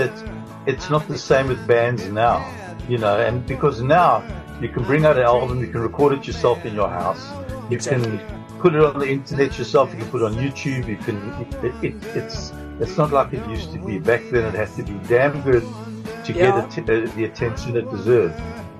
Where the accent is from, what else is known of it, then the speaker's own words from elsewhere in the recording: Johannesburg, Gauteng, South Africa; now in Cape Town, South Africa; I'm from Johannesburg. We moved down to Cape Town.